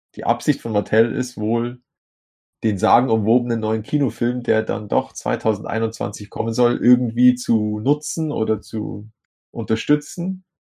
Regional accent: Vaterstetten, Bavaria, Germany; also born or lived in Grafing bei München; in meinem Heimatort, Vaterstetten

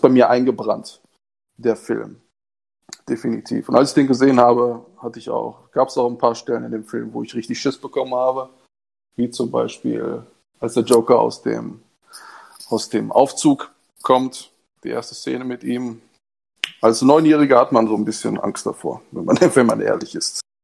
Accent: Germany; Ich bin Italiener. Ich bin in Deutschland geboren und aufgewachsen.

